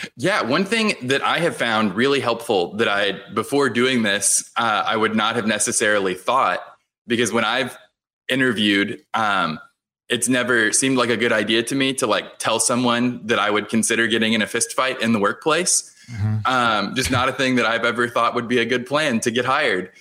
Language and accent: English; Houston, Texas, United States; I grew up in Houston